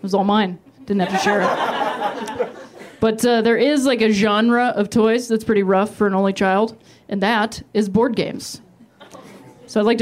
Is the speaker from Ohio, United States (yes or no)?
yes; Ohio, United States; now in Los Angeles, United States; I'm from Ohio originally